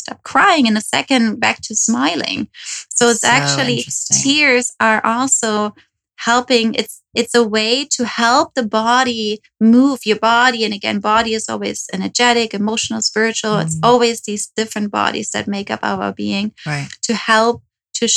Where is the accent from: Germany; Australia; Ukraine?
Germany; moved away as an adult; also born or lived in New York; now in Los Angeles, United States; I moved from Germany. Okay. So that's where I'm from